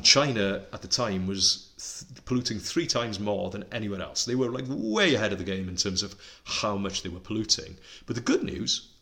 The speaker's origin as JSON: {"language": "English", "region": "Wales", "country": "United Kingdom", "first_language": "Welsh", "second_language": "English", "said": "Welsh, which is my native language"}